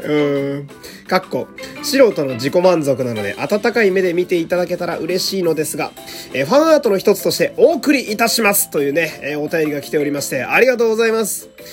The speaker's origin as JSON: {"language": "Japanese", "region": "Fukui", "country": "Japan", "tie": "born or raised there", "moved": "yes", "said": "私が、え地元の福井県に帰省しているということで"}